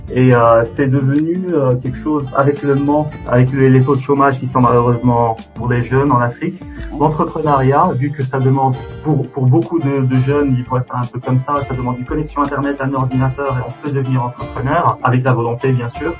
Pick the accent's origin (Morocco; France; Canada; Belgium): Morocco; now in Estonia; en tant que Marocain